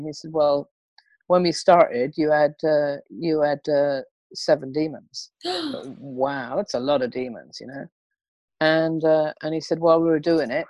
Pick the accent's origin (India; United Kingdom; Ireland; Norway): United Kingdom; England; I, being English, I want to sort of help it along